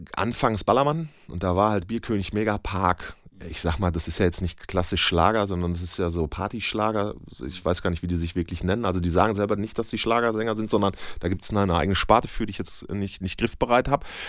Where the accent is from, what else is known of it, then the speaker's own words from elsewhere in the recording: Bönen, North Rhine-Westphalia, Germany; also born or lived in Dortmund; Gebürtiger Dortmunder, aber ich komme aus Böhmen ja. und wohne da auch heute noch